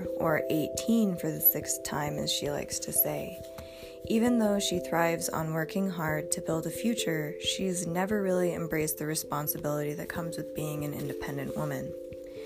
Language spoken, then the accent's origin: English; Bozeman, Montana, United States; I am a light-skinned woman of color who grew up in the Gallatin Valley. I was born in Bozeman